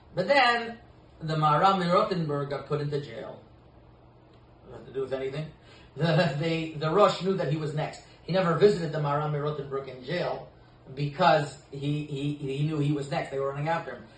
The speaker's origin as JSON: {"language": "English", "town": "Côte Saint-Luc", "region": "Quebec", "country": "Canada", "tie": "born or raised there", "also_born_or_lived": "Saint-Laurent", "said": "When I grew up in uh, Saint Luc"}